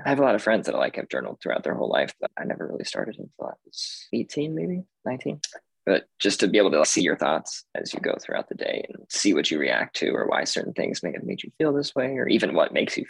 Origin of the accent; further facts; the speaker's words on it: Las Vegas, Nevada, United States; I am from Vegas, originally born and raised.